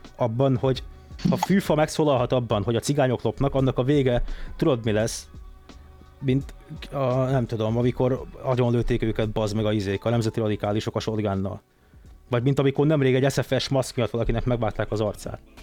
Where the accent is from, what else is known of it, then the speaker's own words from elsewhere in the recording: Budapest, Hungary; Én a Havana lakótelepen nőttem föl